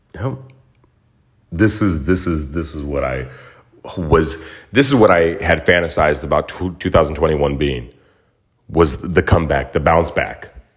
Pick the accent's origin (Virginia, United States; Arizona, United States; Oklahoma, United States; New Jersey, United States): Arizona, United States; Mesa; now in Los Angeles, United States; my hometown of Mesa, Arizona